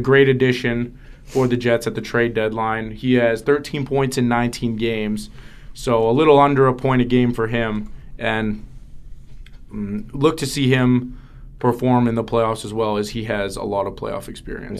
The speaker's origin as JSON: {"language": "English", "town": "Winnipeg", "region": "Manitoba", "country": "Canada", "tie": "born or raised there", "said": "my hometown being Winnipeg"}